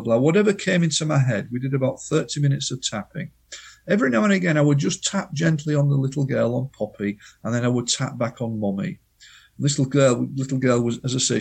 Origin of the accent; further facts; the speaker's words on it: United Kingdom; as the Brits in the 50s and 60s, because we know best as British people